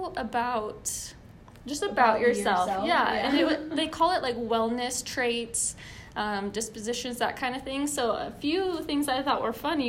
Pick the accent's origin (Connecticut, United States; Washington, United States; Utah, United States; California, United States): Utah, United States; I'm from Utah.